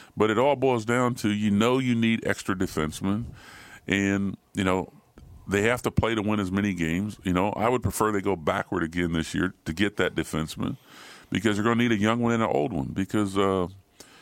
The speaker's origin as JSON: {"language": "English", "region": "Ohio", "country": "United States", "said": "I'm from Ohio"}